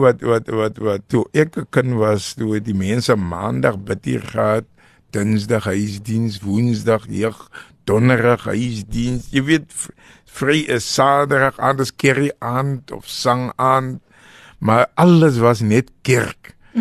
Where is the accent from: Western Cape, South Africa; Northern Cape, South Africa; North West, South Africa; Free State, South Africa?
Western Cape, South Africa; al het ons in die Kaap groot geword